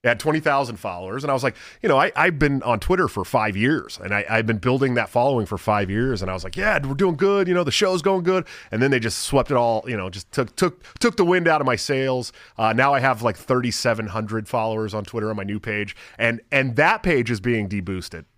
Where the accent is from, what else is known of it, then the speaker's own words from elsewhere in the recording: California, United States; moved away as an adult; also born or lived in Portland, Oregon; now in Iowa, United States; I grew up in California